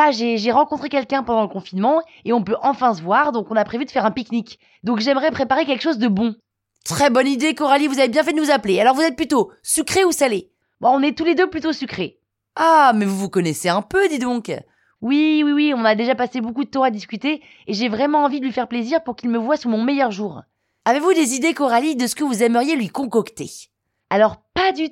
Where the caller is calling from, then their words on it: Niort, Nouvelle-Aquitaine, France; Je viens de Niort et j'ai 27 ans.